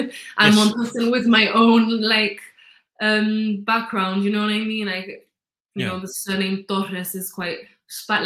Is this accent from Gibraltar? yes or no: yes; Gibraltar; I don't have an accent. I don't have an accent at all. Because obviously everyone in Gibraltar more or less speaks like me